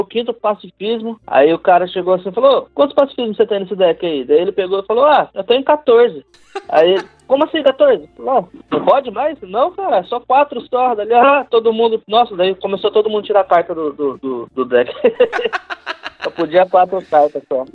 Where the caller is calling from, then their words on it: Caraguatatuba, São Paulo, Brazil; eu falo de Caraguá, aqui em casa